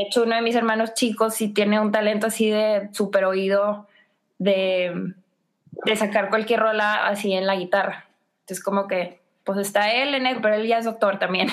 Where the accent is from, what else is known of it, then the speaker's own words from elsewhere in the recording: McAllen, Texas, United States; moved away; yo vengo de McAllen